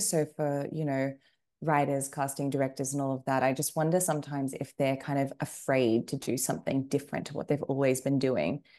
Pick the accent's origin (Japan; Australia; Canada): Australia; moved away as an adult; also born or lived in United Kingdom / United States; I grew up in Australia, and then I, well, as you kind of mentioned in the introduction, I ended up living in um, a number of different places as an adult, and I am now back um, in Australia